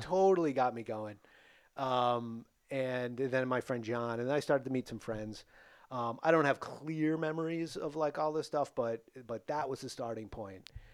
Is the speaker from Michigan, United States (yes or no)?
no; Attleboro, Massachusetts, United States; I grew up in Attleboro, um, born in seventy-one